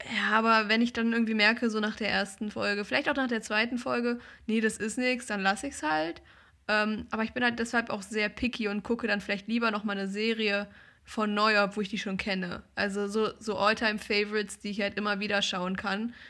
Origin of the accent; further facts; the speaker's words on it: Germany; als Deutscher